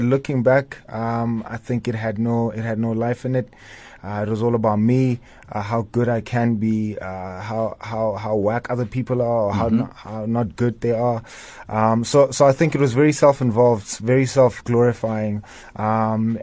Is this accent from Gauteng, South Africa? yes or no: yes; Tembisa, Gauteng, South Africa; I come from Tembisa, born and raised there.